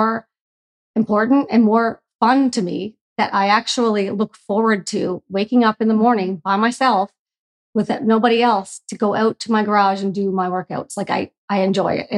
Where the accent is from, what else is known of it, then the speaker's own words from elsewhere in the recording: Newfoundland and Labrador, Canada; I am a drinker from Newfoundland